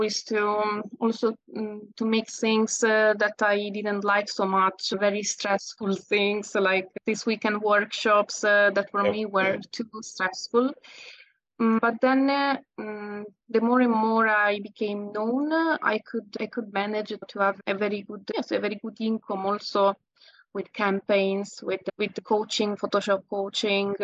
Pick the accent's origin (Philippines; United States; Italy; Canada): Italy; accent: Italian; English is a second language; there is a little bit of my Italian accent still